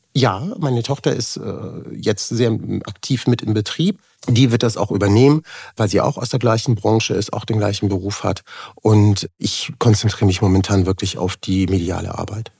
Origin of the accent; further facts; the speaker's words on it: Germany; ich bin quasi als äh, Migrant geboren worden in Deutschland, also mit der jugoslawischen Staatsbürgerschaft damals